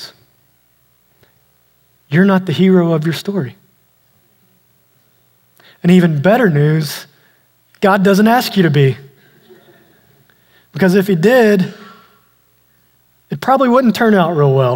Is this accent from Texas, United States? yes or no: yes; East Texas, United States; I grew up out in East Texas where we had a lot of snakes